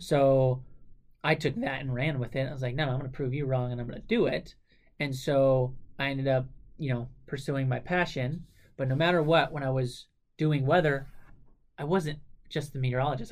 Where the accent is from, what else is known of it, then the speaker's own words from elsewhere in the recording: Southern California, United States; Growing up in Southern California and having family in the mountains, like Flagstaff, Arizona, outside of Phoenix